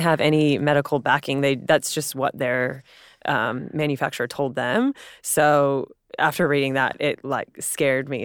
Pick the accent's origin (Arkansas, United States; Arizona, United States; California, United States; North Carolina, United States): California, United States; San Diego; moved away as an adult; also born or lived in Los Angeles; now in Sydney, Australia; I'm from San Diego, California